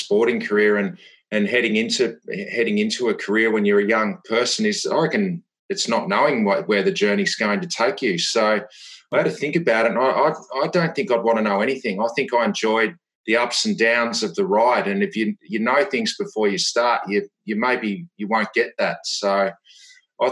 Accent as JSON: {"language": "English", "town": "Devonport", "region": "Tasmania", "country": "Australia", "tie": "born or raised there", "said": "I grew up in Tasmania in a small town, Devonport, 25,000 people"}